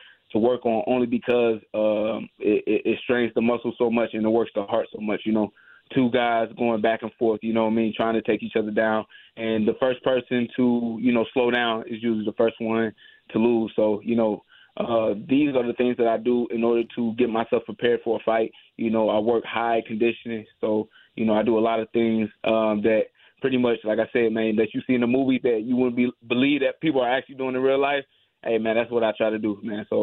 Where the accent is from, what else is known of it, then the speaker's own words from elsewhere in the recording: St. Louis, Missouri, United States; I grew up in St. Louis. I was born and raised here from a single mother